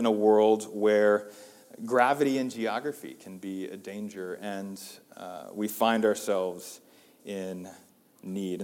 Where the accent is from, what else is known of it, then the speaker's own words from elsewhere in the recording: United States; as American Christians